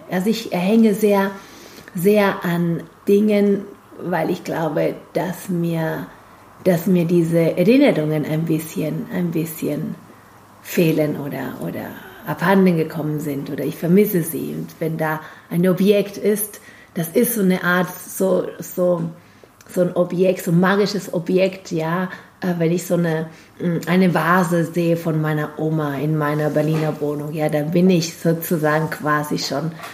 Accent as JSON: {"language": "German", "country": "Argentina", "second_language": "German", "moved": "as an adult", "lives_now": "Germany", "said": "bei uns in Argentinien, in Lateinamerika"}